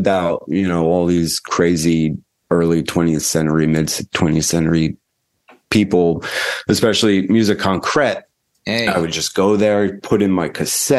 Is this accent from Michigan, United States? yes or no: no; New Jersey, United States; now in Chicago, United States; New Jersey.